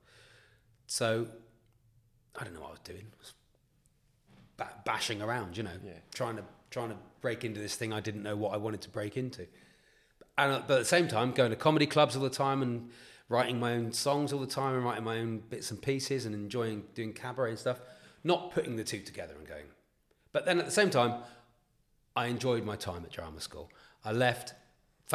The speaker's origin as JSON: {"language": "English", "town": "Newton Abbot", "region": "South West England", "country": "United Kingdom", "said": "I'm from Newton Abbot near Torquay or Tynmouth or Paignton"}